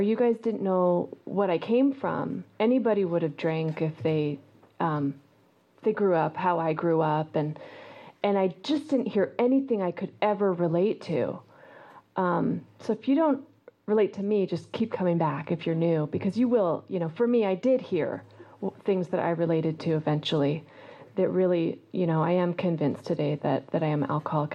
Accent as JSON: {"language": "English", "town": "Eugene", "region": "Oregon", "country": "United States", "tie": "born or raised there", "also_born_or_lived": "New York City", "moved": "yes", "said": "I grew up in Eugene, Oregon"}